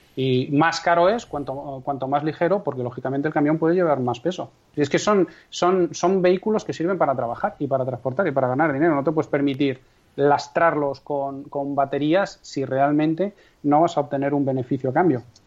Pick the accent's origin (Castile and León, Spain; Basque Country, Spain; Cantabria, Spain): Castile and León, Spain; Castrejón de Trabancos